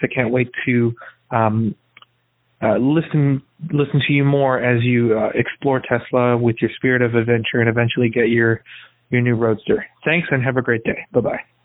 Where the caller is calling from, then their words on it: Chicago, Illinois, United States; I'm calling in from Chicago